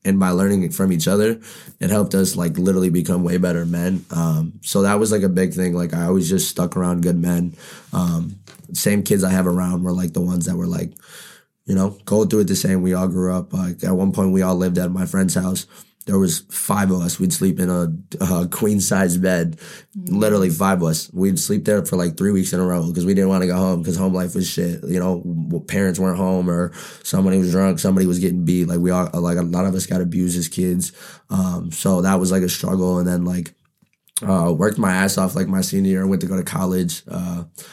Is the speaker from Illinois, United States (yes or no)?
no; Pontiac, Michigan, United States; I'm from Pontiac, grew up on the north side. Baldwin baby